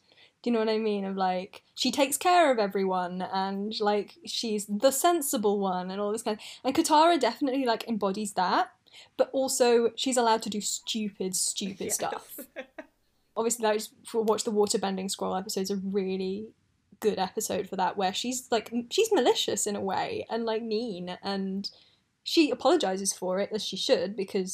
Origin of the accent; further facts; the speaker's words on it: United Kingdom; I was doing my GCSEs then, because I'm British